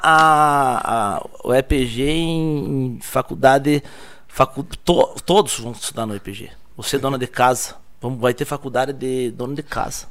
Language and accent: Portuguese; Tibagi, Paraná, Brazil; moved away; also born or lived in Ponta Grossa; Eu sou nascido e criado em Tibagi mesmo